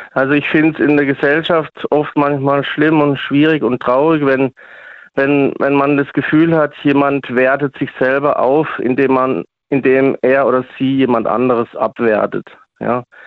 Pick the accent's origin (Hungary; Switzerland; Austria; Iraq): Switzerland; now in Freiburg, Germany; aber bin auch aus der Schweiz. ursprünglich mal